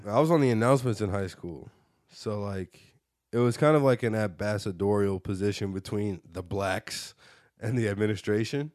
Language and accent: English; West Bloomfield, Michigan, United States; born or raised there